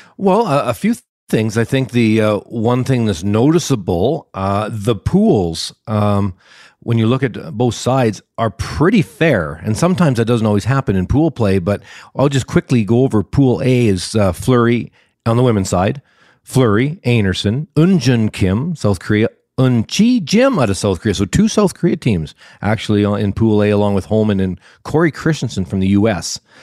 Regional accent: Canada; I'm a Canadian

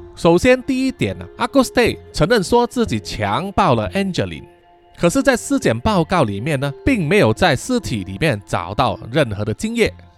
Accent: Malaysia; 我们马来西亚人

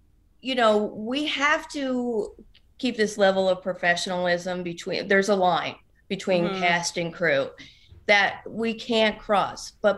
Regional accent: New Jersey, United States; I'm from New Jersey. Everything bothers me.

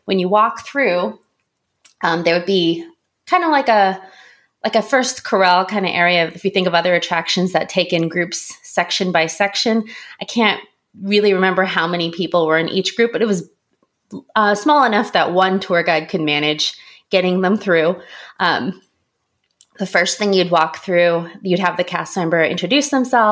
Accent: a suburb of Tokyo, Japan; moved away; also born or lived in South Korea; I was very lucky to grow up in a suburb of Tokyo

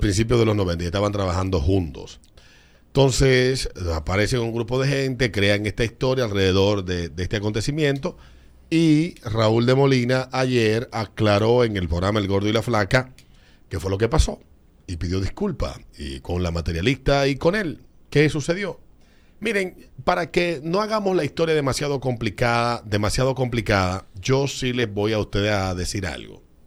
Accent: Dominican Republic; mis estimados compatriotas

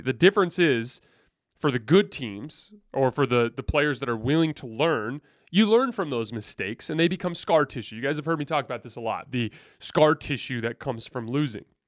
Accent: Tucson, Arizona, United States; I grew up in Tucson, Arizona, not an N B A town.

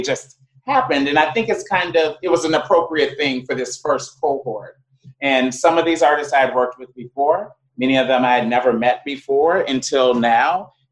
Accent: United States; moved away; also born or lived in Ghana

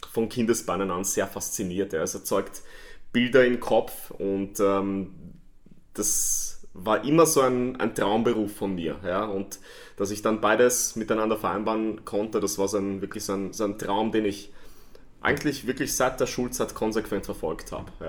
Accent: Vienna, Austria; freue mich, dass ich hier bin, in meiner alten Heimat in Wien und bei euch, wo ich mich sehr, sehr wohlfühle.

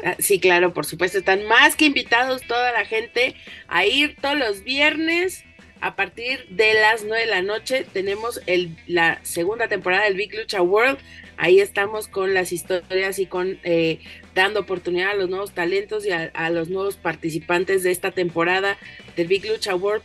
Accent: Mexico; nuestra propia identidad como mexicanos

